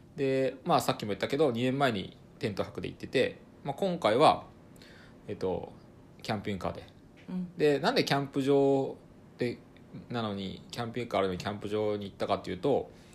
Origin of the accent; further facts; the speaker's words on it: Ibaraki, Japan; moved away; 元々僕も茨城県人だった